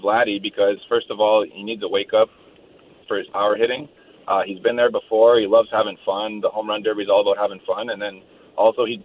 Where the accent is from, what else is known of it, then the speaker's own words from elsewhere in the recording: Ottawa, Ontario, Canada; I'm from Ottawa.